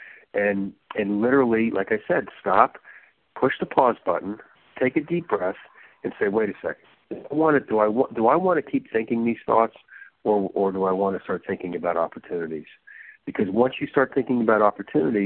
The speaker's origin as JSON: {"language": "English", "region": "New Jersey", "country": "United States", "tie": "born or raised there", "said": "I grew up in New Jersey"}